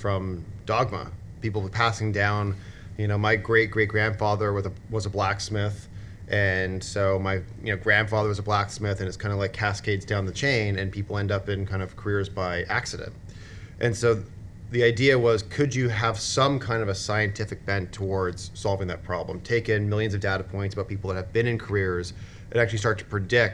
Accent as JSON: {"language": "English", "town": "Niagara Falls", "region": "Ontario", "country": "Canada", "tie": "born or raised there", "moved": "yes", "said": "I grew up in Niagara Falls on the Canadian side, so like a very heavy manufacturing town"}